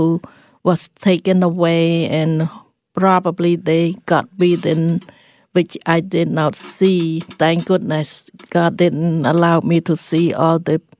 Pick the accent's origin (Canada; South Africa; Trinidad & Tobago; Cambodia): Cambodia; English is a second language; But I grew up in the Buddhist family, and Cambodia is predominantly Buddhist